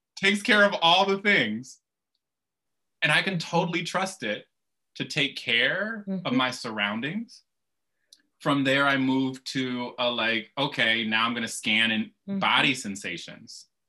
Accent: Kalamazoo, Michigan, United States; I grew up in Kalamazoo, Michigan

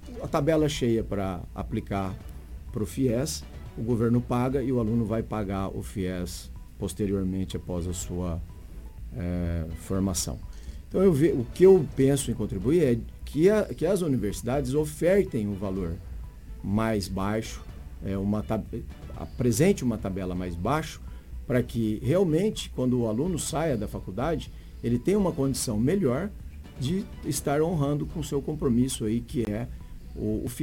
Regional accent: Sinop, Mato Grosso, Brazil; candidato a deputado federal por Mato Grosso, sou de Sinop

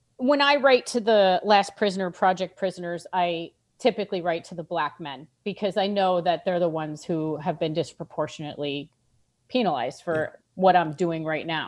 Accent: New York, United States; I am a New Yorker

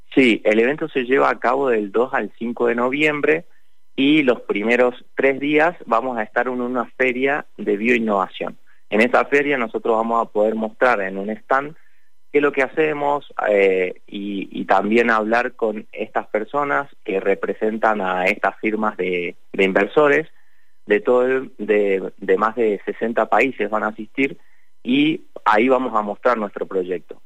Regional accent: Lavalle, Mendoza, Argentina; yo soy de La Valle

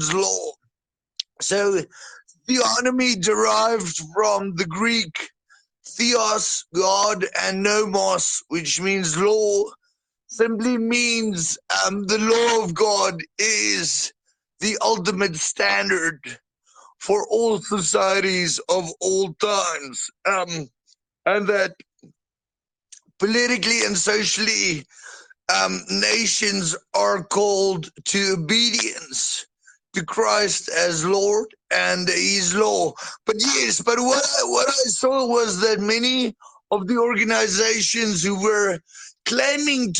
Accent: South Africa; I'm a boer from South Africa, but my ancestry is predominantly German

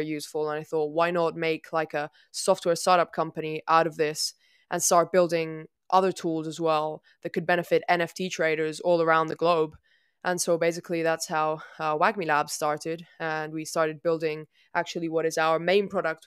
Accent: Italy; I'm from Italy.

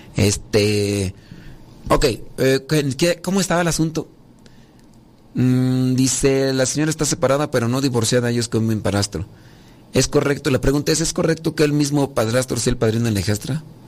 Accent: Mexico; yo soy de México, la cultura maya aquí de, México.

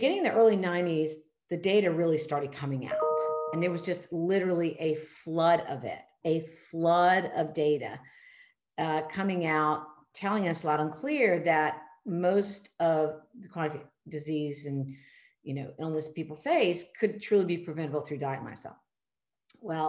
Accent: Charleston, South Carolina, United States; private family medicine practice here in my hometown of Charleston, South Carolina

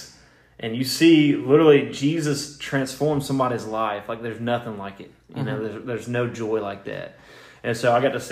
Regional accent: Cleveland, Tennessee, United States; moved away; I'm from Cleveland, Tennessee originally

